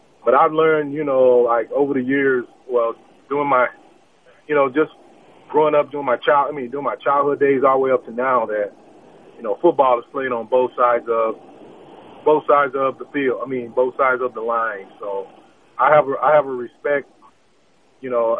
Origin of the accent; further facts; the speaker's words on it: Dallas, Texas, United States; I'm originally from Dallas, Texas, and I went to H. Grady Spruce High School